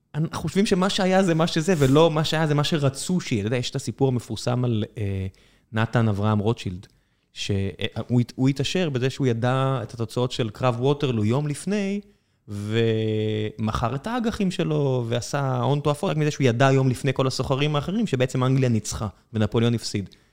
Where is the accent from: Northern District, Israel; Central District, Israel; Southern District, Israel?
Southern District, Israel; Beersheba; also born or lived in kibbutzim; גדלתי בבאר שבע